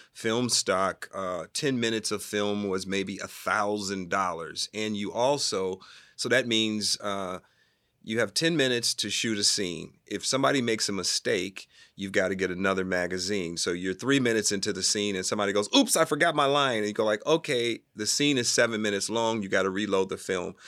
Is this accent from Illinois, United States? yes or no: yes; Chicago, Illinois, United States; moved away; also born or lived in New York City; I'm from Chicago and I started in the theater when I was fourteen years old